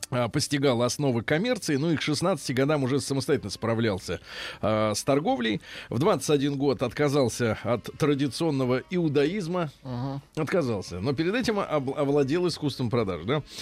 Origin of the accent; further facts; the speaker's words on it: Australia; Russian is a second language; О, е, я из Австралии. Привет.